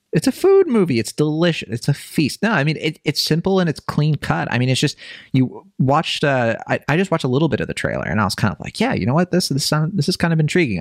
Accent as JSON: {"language": "English", "region": "Virginia", "country": "United States", "tie": "born or raised there", "said": "I grew up in Virginia"}